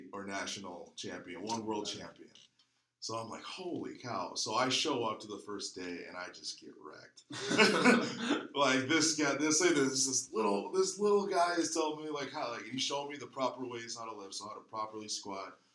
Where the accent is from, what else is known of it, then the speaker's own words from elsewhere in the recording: Milwaukee, Wisconsin, United States; moved away as an adult; now in Oakdale, United States; born and raised in Milwaukee, Wisconsin